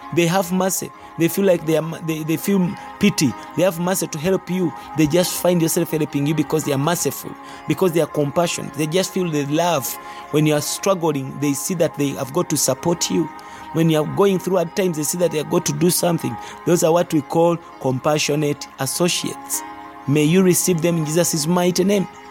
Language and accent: English; Uganda; our country is a third world country, but Uganda is in Africa. That's where we come from